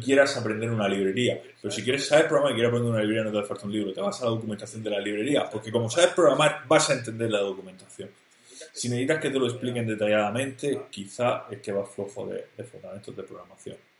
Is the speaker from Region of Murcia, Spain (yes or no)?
yes; Murcia, Region of Murcia, Spain; yo soy de Murcia